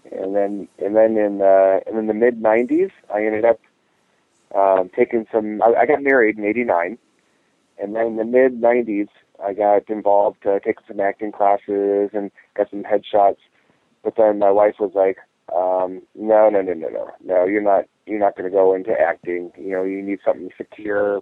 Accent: Ohio, United States; we lived in a small farming community in Ohio

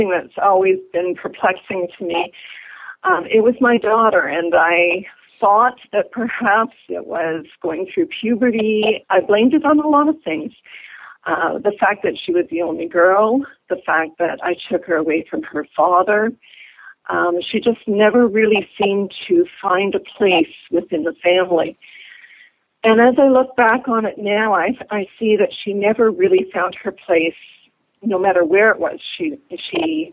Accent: Sault Ste. Marie, Ontario, Canada; moved away as an adult; now in Toronto, Canada; I'm from a small town in northern Ontario called Sault Ste. Marie, and I grew up normally

